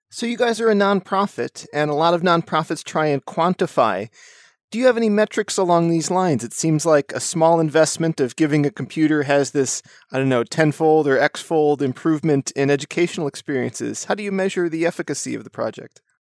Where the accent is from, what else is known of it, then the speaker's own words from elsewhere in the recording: United States; I grew up in the United States